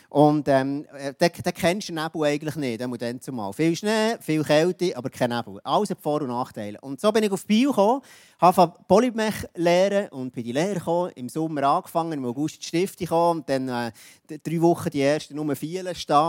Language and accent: German; Jura, Switzerland; Ich bin im Jura aufgewachsen. Und der Jura ist ja bekannt für, ähm, das ist ein bisschen wild dort alles